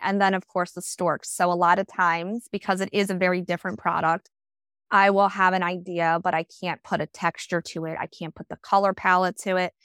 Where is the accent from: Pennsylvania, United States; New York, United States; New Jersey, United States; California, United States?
New Jersey, United States; I stayed pretty much fifteen minutes local to where I grew up